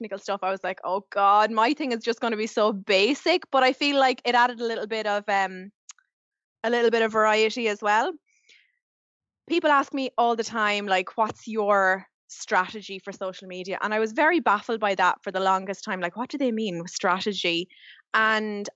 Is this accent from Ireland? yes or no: yes; Carlow, Leinster, Ireland; moved away as an adult; now in Dublin, Ireland; I'm originally from Carlow, living in Dublin. The bones of 10 years now